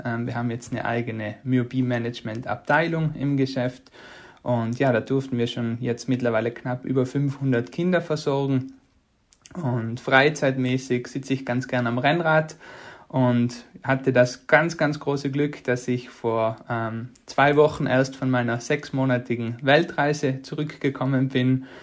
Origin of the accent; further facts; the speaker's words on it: South Tyrol, Trentino-Alto Adige, Italy; moved away as an adult; also born or lived in Innsbruck; now in Tyrol, Austria; Ich bin äh, geboren und aufgewachsen in Südtirol